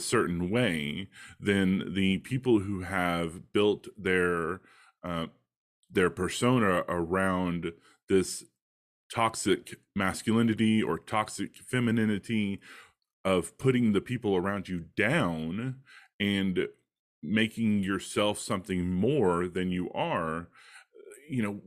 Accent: Texas, United States; I grew up in Texas, the American South

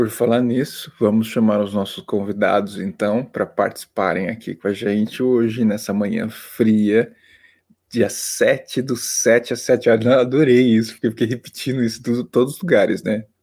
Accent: South Region, Brazil; Ó, Luiz, eu sou do Sul, mas prefiro me abster para evitar a babaquice.

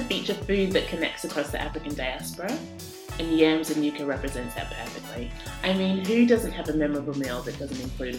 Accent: Sydney, New South Wales, Australia; now in London, United Kingdom; I grew up in Sydney, Australia, and now I live in London.

